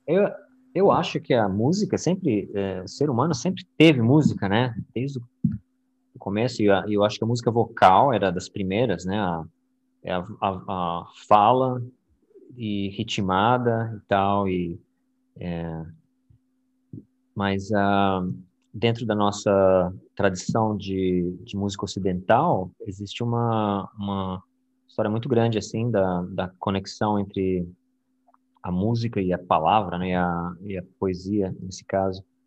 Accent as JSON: {"language": "Portuguese", "region": "São Paulo", "country": "Brazil", "moved": "as an adult", "lives_now": "Florida, United States", "said": "eu sou de São Paulo"}